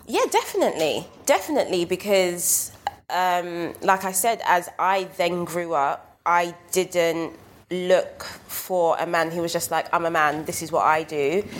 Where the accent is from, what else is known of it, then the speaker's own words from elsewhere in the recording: London, United Kingdom; I was raised on Brixton Hill